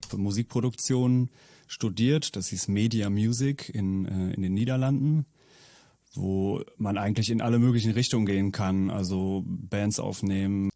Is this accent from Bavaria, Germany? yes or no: no; Münster, North Rhine-Westphalia, Germany; also born or lived in Netherlands; ich bin äh, gebürtiger Münsteraner